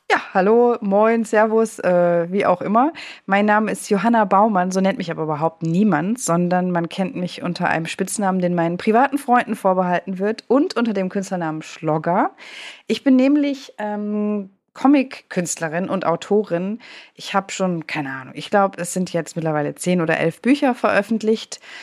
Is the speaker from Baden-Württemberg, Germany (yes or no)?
yes; Freiburg, Baden-Württemberg, Germany; accent: Badisch; ich bin in Freiburg geboren, im Süden, da spricht man Badisch.